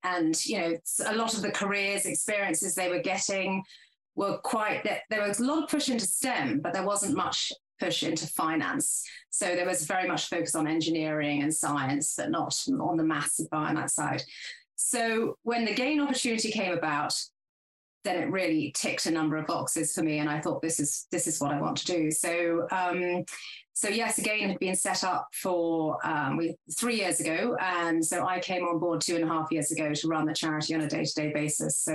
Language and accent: English; Oxford, South East England, United Kingdom; I grew up in Oxfordshire, went to school in Oxford